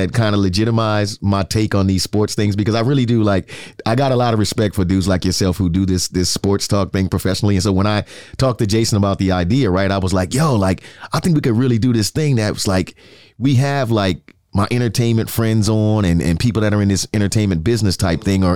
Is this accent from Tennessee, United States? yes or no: no; New York City, New York, United States; now in Tampa, United States; I'm from the Bronx